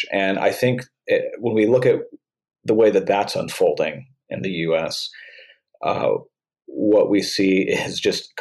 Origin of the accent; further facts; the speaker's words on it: Oklahoma, United States; now in St. Louis, United States; in my home state where I'm from, I live in St. Louis now, but I grew up in Oklahoma and still have a lot of family there.